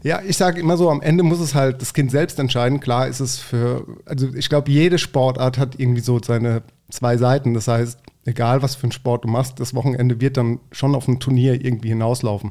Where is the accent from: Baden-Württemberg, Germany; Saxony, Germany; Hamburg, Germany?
Baden-Württemberg, Germany; Mannheim; ich bin ja groß geworden auf der Gartenstadt